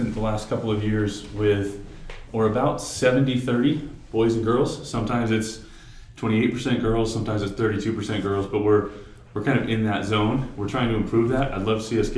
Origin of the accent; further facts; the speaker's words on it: Cape Cod, Massachusetts, United States; moved away as an adult; also born or lived in Georgia / Utah; I grew up on Cape Cod, so I'm from Massachusetts